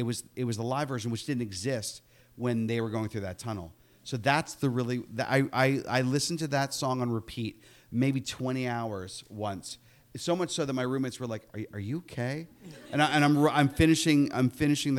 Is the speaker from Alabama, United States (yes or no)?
no; Upper St. Clair, Pennsylvania, United States; moved away; I'm from Upper St. Clair